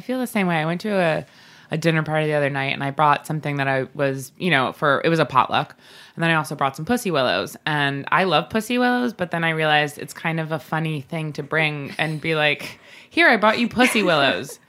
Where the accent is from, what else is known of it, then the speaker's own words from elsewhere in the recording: Long Island, New York, United States; both Bobby and I grew up on Long Island